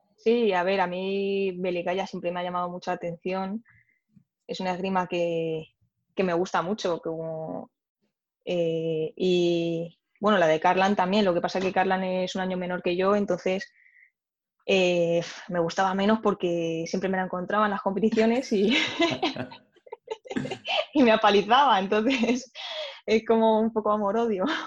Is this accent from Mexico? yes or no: no; Spain; en nuestro caso, también siendo españoles